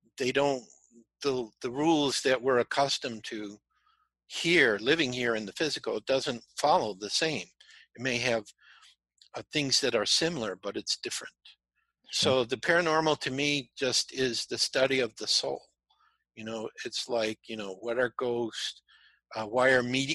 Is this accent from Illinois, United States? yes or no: yes; Chicago, Illinois, United States; I'm from Chicago.